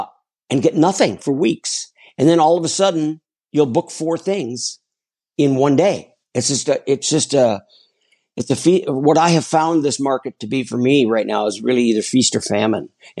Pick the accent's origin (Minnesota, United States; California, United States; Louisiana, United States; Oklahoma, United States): Minnesota, United States; Minneapolis; also born or lived in Chicago; now in Los Angeles, United States; We grew up in Minneapolis, and in the Midwest